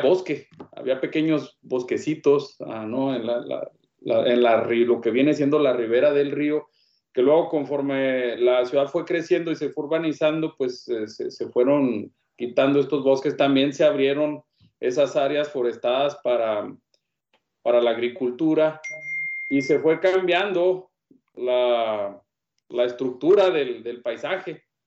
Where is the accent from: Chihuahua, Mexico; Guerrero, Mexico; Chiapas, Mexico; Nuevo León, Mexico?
Chihuahua, Mexico; Hidalgo del Parral; also born or lived in El Paso, Texas; yo soy nativo del estado de Chihuahua, soy originario de, de Parral.